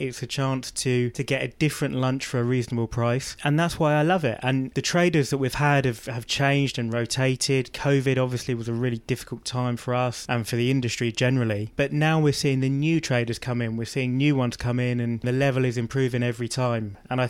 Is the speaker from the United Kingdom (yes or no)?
yes; Reading, South East England, United Kingdom; I was living in Reading